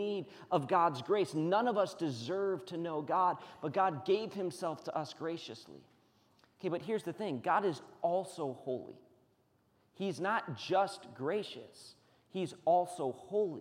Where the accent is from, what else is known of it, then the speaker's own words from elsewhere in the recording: United States; We're Americans.